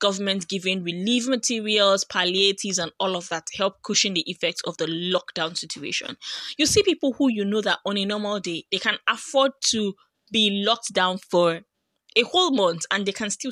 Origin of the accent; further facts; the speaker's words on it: Nigeria; the country where I come from